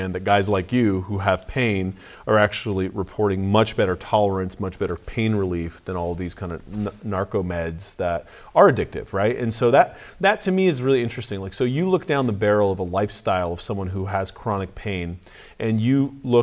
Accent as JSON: {"language": "English", "region": "California", "country": "United States", "said": "I'm from California."}